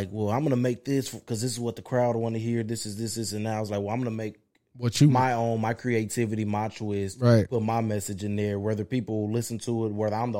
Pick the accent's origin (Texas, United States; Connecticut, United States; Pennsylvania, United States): Texas, United States; Arlington; now in Fort Worth, United States; I was born in Fort Worth, but I grew up in Arlington.